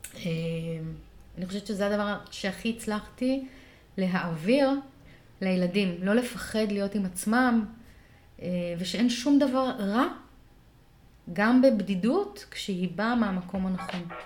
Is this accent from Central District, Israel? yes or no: yes; Rishon LeZion, Central District, Israel; שנות ה-שמונים, בראשון לציון